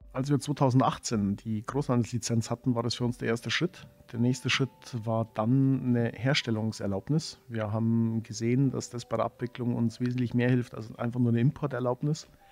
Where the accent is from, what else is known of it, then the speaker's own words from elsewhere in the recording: Germany; bei uns in Deutschland